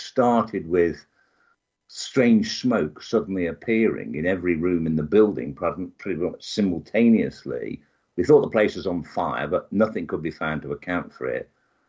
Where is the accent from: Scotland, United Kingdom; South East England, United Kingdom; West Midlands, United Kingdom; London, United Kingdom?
West Midlands, United Kingdom; Birmingham; Birmingham, which is smack bang in the middle of England.